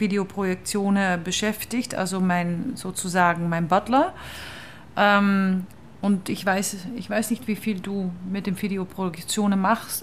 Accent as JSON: {"language": "German", "country": "Netherlands", "second_language": "German", "moved": "yes", "said": "ich bin Holländerin"}